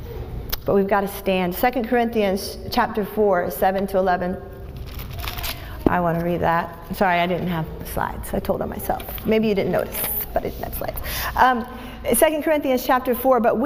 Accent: Tampa, Florida, United States; I'm from Tampa

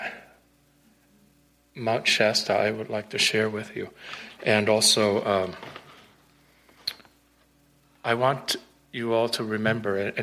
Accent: Puerto Rico; English is a second language; also born or lived in Ashland, Oregon; now in Colorado Springs, United States; I'm originally from Puerto Rico

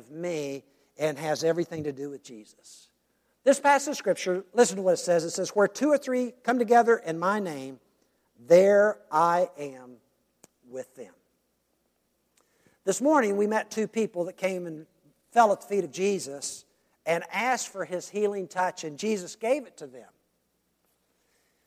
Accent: United States; we as American Christians

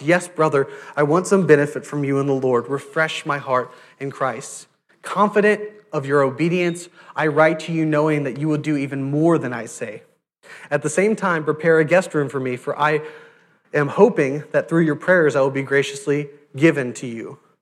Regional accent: South Louisiana, United States; I went to Catholic school, I'm from South Louisiana, Catholic school is, is everywhere

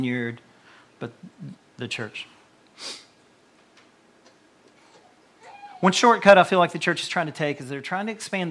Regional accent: Tennessee, United States; moved away as an adult; now in Campbellsville, United States; I was from Tennessee, and I only knew a few people up here

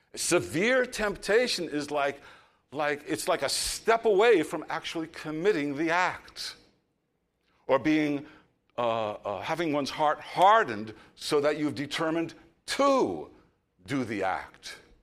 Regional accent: New York, United States; I'm from New York

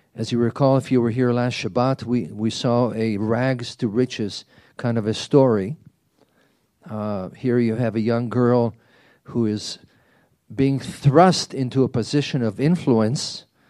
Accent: Israel; moved away; as a child growing up in Israel

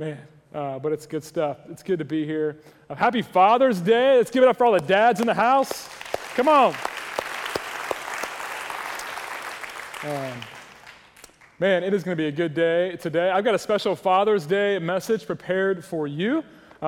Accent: Ohio, United States; moved away; When I was a boy growing up in Ohio, the great state of Ohio

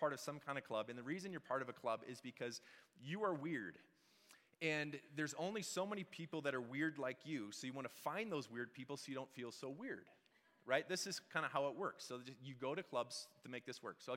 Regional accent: Wisconsin, United States; moved away; also born or lived in Seattle; I'm from Wisconsin originally

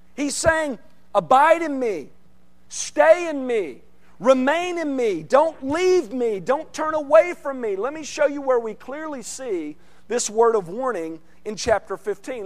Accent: central Arkansas, United States; moved away; I grew up in, in Arkansas, central part of the state, in central Arkansas

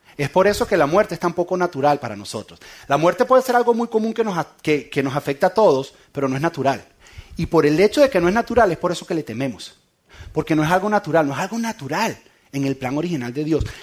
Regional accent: San Antonio de los Altos, Miranda, Venezuela; En San Antonio de los Altos, de donde yo soy

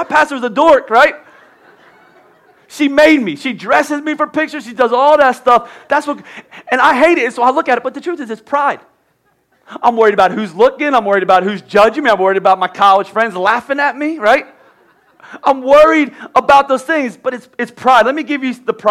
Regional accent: Philadelphia, Pennsylvania, United States; I'm from Philly

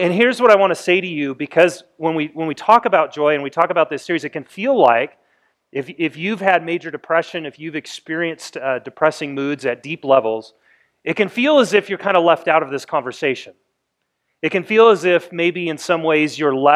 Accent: United States; as American people

